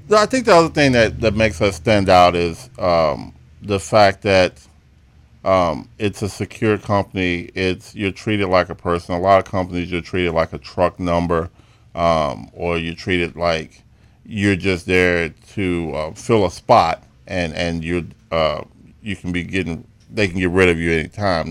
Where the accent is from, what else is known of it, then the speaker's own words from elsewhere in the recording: Chicago, Illinois, United States; I was born and raised in Chicago